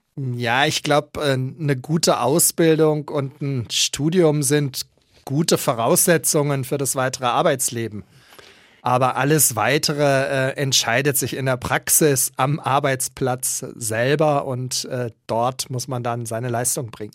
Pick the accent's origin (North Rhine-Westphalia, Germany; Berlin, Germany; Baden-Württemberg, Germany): North Rhine-Westphalia, Germany; Münster; now in Nuremberg, Germany; Ich fühle mich nicht als Preuße, sondern als in Münster gebürtiger Westfale.